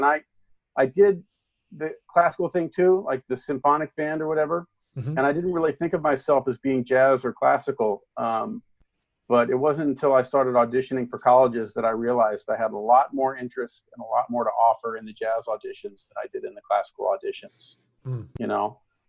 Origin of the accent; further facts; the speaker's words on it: Celina, Ohio, United States; now in Brooklyn, United States; I grew up in a small town in Ohio. It's a town called Celina.